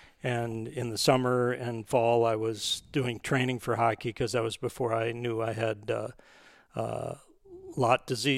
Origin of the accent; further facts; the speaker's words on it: Minnesota, United States; I was away from Minnesota for college. I went out to Wesleyan University in Connecticut. No pheasant hunting out there at all.